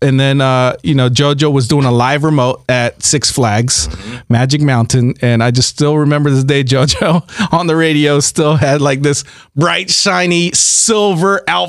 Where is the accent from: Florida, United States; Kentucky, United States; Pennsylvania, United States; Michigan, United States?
Florida, United States; Jacksonville; moved away as an adult; also born or lived in Orlando, Florida; now in Los Angeles, United States; So I'm from Jacksonville, Florida.